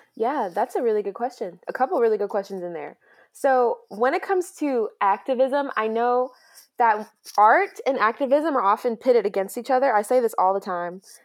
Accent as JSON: {"language": "English", "town": "Grayson", "region": "Georgia", "country": "United States", "tie": "born or raised there", "also_born_or_lived": "New York", "said": "we moved down to Georgia in tw-, two thousand three, and I've been here ever since. And so, I know nothing but the small town Georgia life."}